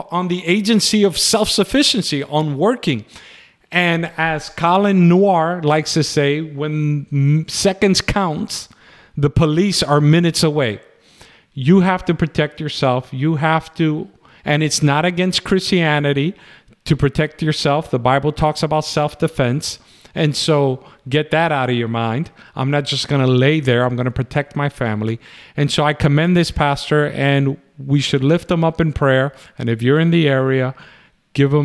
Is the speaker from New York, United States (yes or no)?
yes; New York City, New York, United States; moved away; I grew up in the South Bronx where killings were regular things and I did end up moving out